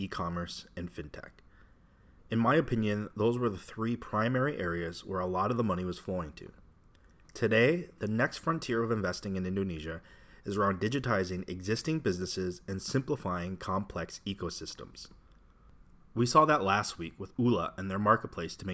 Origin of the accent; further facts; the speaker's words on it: Wisconsin, United States; I grew up in Wisconsin, nicknamed the Dairy State